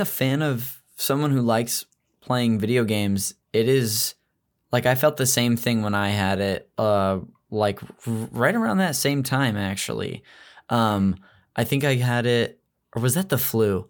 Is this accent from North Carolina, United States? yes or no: no; Modesto, California, United States; I'm from Modesto, which is a town up north in the Central Valley